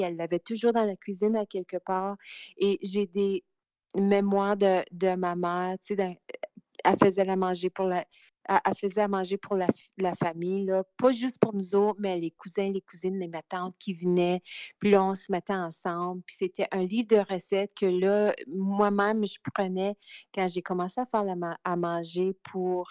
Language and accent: French; Timmins, Ontario, Canada; moved away as an adult; now in Alberta, Canada; je viens de Timmins